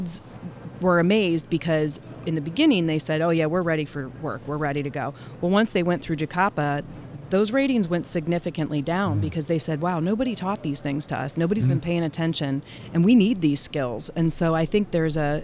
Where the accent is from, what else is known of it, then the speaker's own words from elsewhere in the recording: Ohio, United States; I'm from Ohio